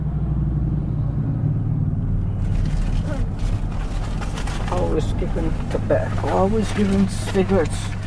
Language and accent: English; Fort Qu'Appelle, Saskatchewan, Canada; I was born in the Indian Hospital, Fort Capel, April the 18th, 1944.